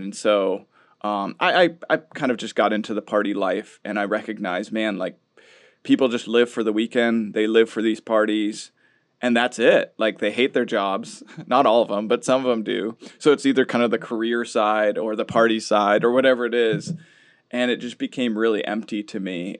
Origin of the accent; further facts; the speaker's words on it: Minnesota, United States; We grew up in Minnesota